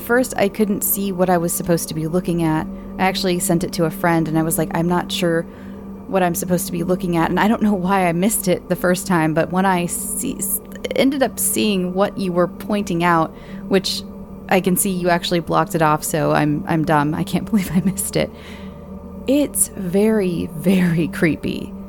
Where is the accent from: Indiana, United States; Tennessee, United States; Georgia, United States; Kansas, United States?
Georgia, United States; So I grew up in Georgia and lived in this neighborhood that was an old railroad station.